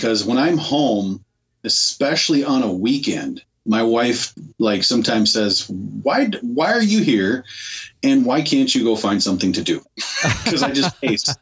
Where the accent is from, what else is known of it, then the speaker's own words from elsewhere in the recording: Minnesota, United States; I'm from Minnesota. I live right in the Minneapolis area